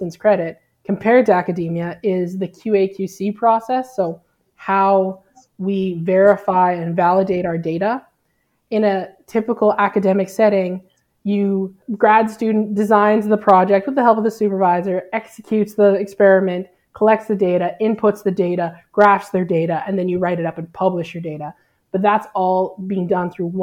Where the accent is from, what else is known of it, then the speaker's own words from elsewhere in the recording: Alberta, Canada; moved away as an adult; now in New Brunswick, Canada; I grew up in Alberta and that's where I did my PhD